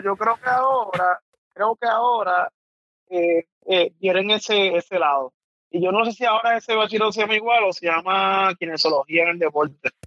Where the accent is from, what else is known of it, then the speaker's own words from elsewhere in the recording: Mayagüez, Puerto Rico; also born or lived in San Juan, Puerto Rico; vengo de Mayagüez